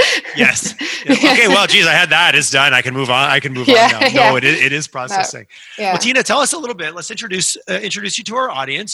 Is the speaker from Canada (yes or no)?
yes; Montreal, Quebec, Canada; also born or lived in Alberta; I'm a Canadian first. I'm an Albertan, and I am definitely. I love Calgary. But I love Canada in general, and every city has its own unique flavor. Sometimes it's their hockey team. Yeah. I did grow up in Montreal